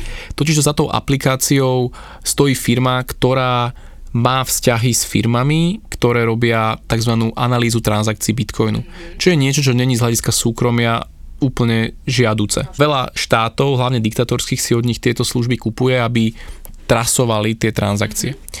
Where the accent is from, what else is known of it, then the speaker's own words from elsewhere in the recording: Slovakia; my tu na Slovensku